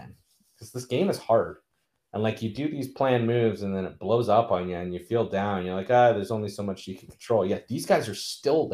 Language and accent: English; Canada; I'm a Canadian living in Canada